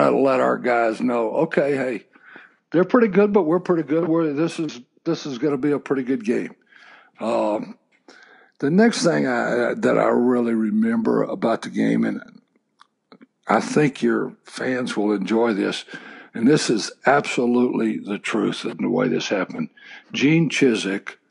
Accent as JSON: {"language": "English", "region": "Texas", "country": "United States", "tie": "born or raised there", "said": "I grew up in Texas"}